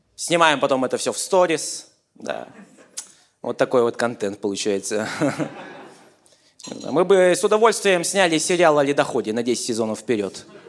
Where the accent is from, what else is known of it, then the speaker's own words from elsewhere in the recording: Yakutia, Sakha Republic, Russia; я из Якутии